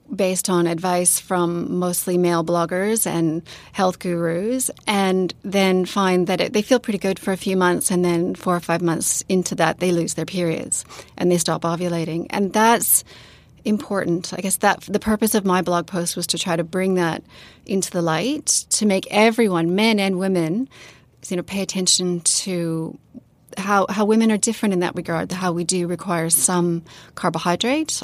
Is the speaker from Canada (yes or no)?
yes; Canada; also born or lived in Sydney, Australia / New Zealand; now in Christchurch, New Zealand; I live in New Zealand, but I'm from Canada and I work in Australia